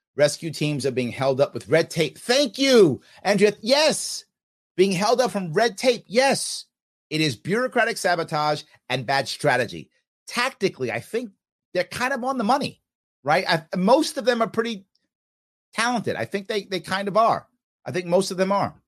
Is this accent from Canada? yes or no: no; United States; I'm American.